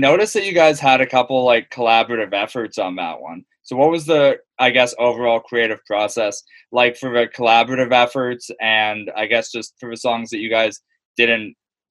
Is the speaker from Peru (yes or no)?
no; Aurora, Ontario, Canada; I'm from Aurora, so like very small